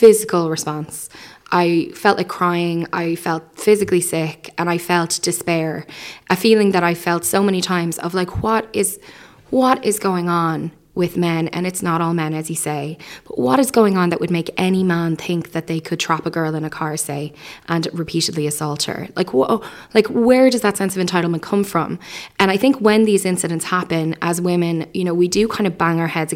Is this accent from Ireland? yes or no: yes; Ireland; as an Irish people